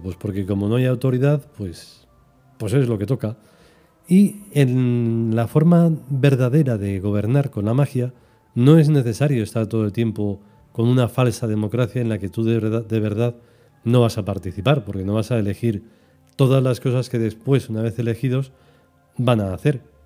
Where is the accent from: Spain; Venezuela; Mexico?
Spain; soy español